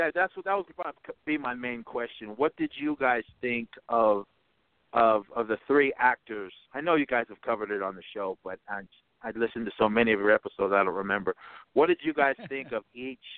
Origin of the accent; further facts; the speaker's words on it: Oakland, California, United States; I grew up in Oakland, California